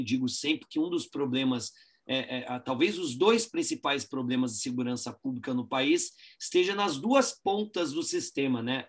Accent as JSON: {"language": "Portuguese", "town": "Guaratinguetá", "region": "São Paulo", "country": "Brazil", "said": "eu sou de Guaratinguetá"}